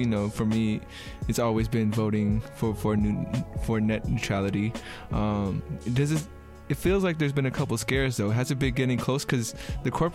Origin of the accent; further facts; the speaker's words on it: Bay Area, California, United States; I'm from the Bay Area in California